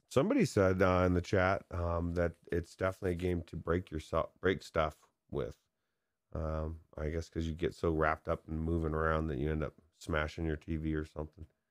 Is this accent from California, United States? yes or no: yes; San Dimas, California, United States; moved away; I grew up in San Dimas